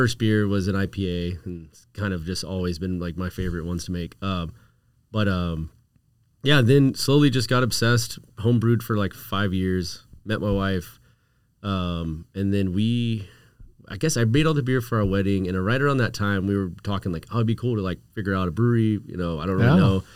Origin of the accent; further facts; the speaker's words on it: Houston, Texas, United States; I grew up in Houston